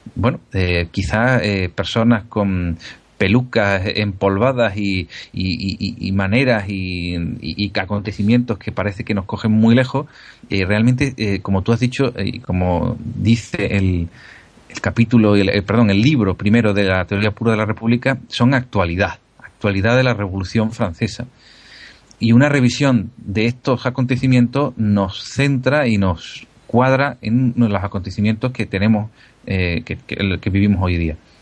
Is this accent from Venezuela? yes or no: no; Spain; somos españoles